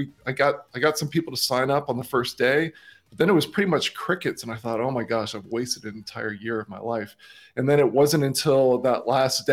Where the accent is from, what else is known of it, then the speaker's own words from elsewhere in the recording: Miami, Florida, United States; moved away as an adult; also born or lived in St. Augustine, Florida; now in Australia; I grew up in Miami, Florida